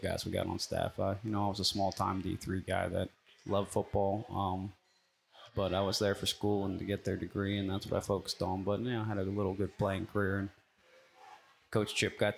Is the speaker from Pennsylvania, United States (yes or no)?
yes; Lehigh Valley, Pennsylvania, United States; now in Lillington, United States; I'm from Lehigh Valley, Pennsylvania, about an outside of Philadelphia. And, you know, from the time I can remember, I was playing flag football when I was six